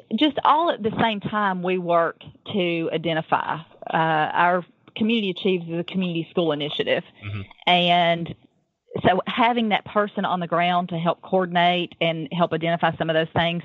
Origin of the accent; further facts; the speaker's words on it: the South, United States; I am from the South